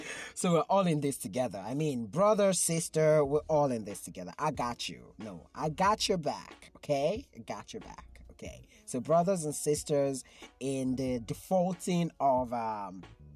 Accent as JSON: {"language": "English", "country": "Nigeria", "said": "It was crazy being a Nigerian in 2020"}